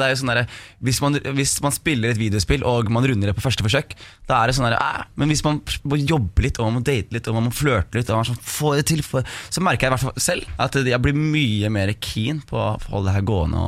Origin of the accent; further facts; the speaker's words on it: Skien, Telemark, Norway; om oppveksten på Gulset.